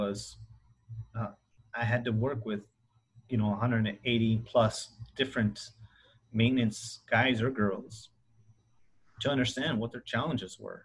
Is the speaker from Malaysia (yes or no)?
no; Willcox, Arizona, United States; we grew up in Arizona, Wilcox, Arizona specifically